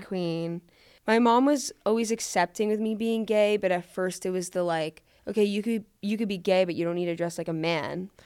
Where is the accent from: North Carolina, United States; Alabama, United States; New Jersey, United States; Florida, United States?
Florida, United States; accent: New York; moved away as an adult; also born or lived in New York / Boulder, Colorado; I'm from Florida. Even though where I am from in Florida is liberal